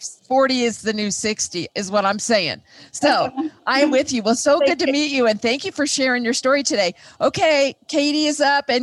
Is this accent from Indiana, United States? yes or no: yes; Indiana, United States; now in Denver, United States; I grew up in Indiana where it was flat and the sky was not blue.